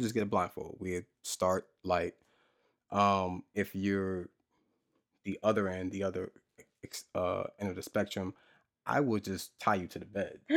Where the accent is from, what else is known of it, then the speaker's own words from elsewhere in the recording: New Jersey, United States; I'm from Jersey.